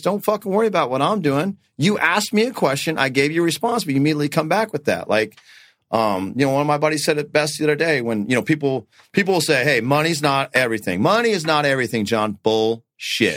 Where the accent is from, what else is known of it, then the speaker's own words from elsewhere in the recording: North Dakota, United States; now in Arizona, United States; I was born in North Dakota